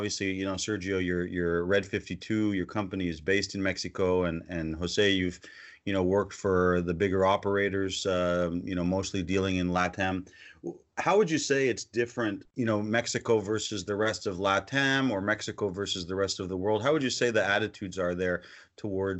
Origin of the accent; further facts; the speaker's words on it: Canada; as a Canadian